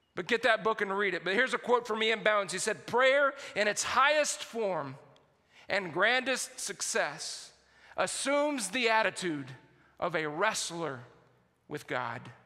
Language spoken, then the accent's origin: English; San Antonio, Texas, United States; I grew up in San Antonio, Texas